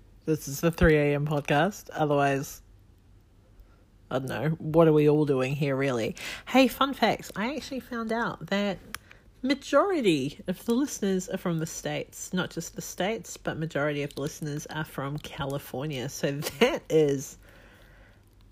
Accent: New Zealand; moved away as an adult; now in Australia; I'm from New Zealand. I'm currently living in Australia, but I am from New Zealand

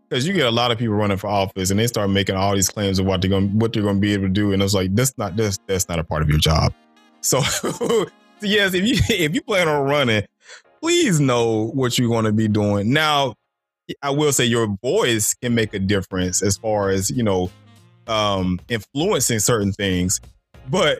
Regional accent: Stone Mountain, Georgia, United States; me growing up in Stone Mountain, they were still doing Confederate reenactments when I was growing up in Stone Mountain Park

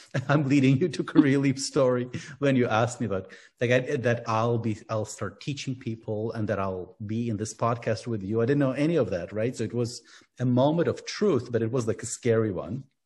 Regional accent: Ukraine; Yeah, I'm from Ukraine. I was born and grew up in Ukraine.

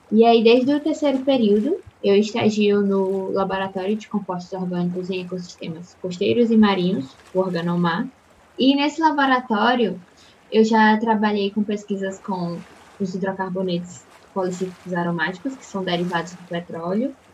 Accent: Teresina, Piauí, Brazil; now in Recife, Brazil; eu sou natural de Teresina, no Piauí, e atualmente moro em Recife.

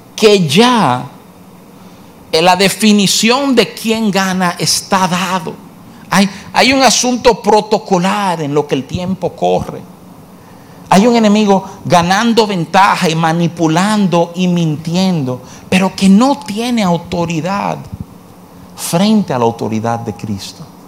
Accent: New York, United States; de jovencito, me, eh, me crié en Nueva York

